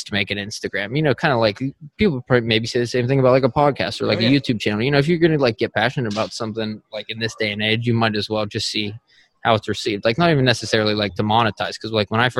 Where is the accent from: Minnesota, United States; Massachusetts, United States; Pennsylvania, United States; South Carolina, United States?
Pennsylvania, United States; Oakmont; moved away as an adult; also born or lived in Philadelphia; I'm originally from Pittsburgh and I literally grew up in Oakmont, Pennsylvania